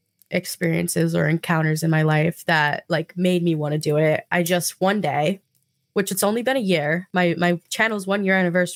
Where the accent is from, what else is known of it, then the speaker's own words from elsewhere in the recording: New Jersey, United States; New Jersey.